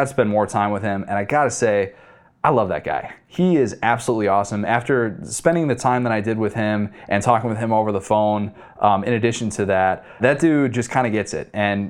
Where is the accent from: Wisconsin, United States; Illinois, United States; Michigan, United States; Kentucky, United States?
Illinois, United States; Chicago; I grew up in Chicago.